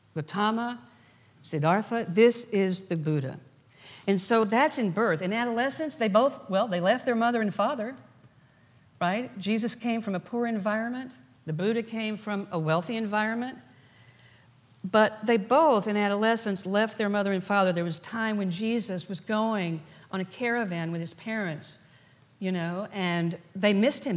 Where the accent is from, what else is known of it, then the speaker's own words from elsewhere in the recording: Dallas, Texas, United States; When I was a little girl growing up in Dallas, Texas, raised in a very conservative background